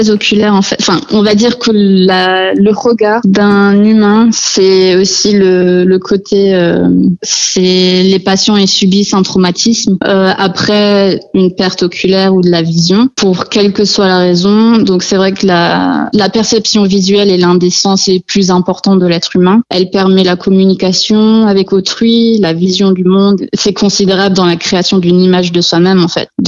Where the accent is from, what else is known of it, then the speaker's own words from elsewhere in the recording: United States; born there; Je suis née aux États-Unis et euh, donc le meilleur ami à mon père est oculariste aux États-Unis à Dallas, au Texas.